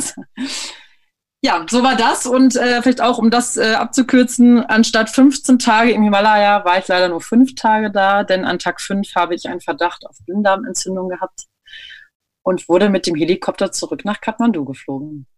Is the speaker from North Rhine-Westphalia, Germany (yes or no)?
yes; near Münster, North Rhine-Westphalia, Germany; moved away; also born or lived in Berlin; Ich komme eigentlich aus der Nähe von Münster.